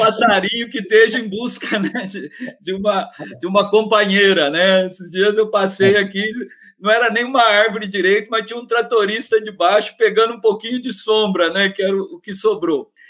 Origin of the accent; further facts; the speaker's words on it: Minas Gerais, Brazil; moved away; Eu venho de Minas Gerais